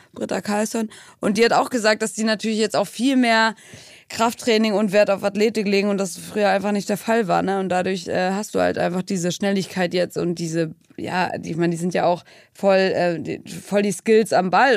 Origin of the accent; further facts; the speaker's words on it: Brighton, South East England, United Kingdom; moved away; in Brighton, in meiner Heimatstadt